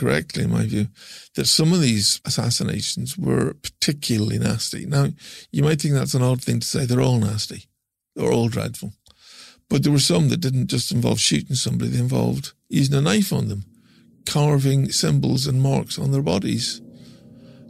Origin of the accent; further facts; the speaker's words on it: Larne, Northern Ireland, United Kingdom; I'm from Lorne, and it's just across the loch